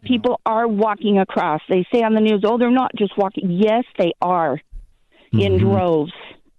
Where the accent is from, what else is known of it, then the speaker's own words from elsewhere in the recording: El Paso, Texas, United States; now in New Mexico, United States; I was born in El Paso and live about 5 miles away in New Mexico from the Texas state lines.